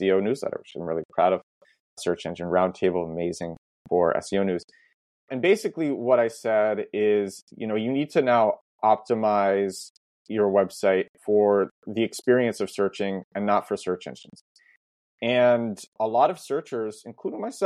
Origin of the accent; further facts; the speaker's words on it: New York City, New York, United States; moved away as an adult; also born or lived in Boston / Berlin; I was always the kid who never left New York. I'm from Brooklyn originally.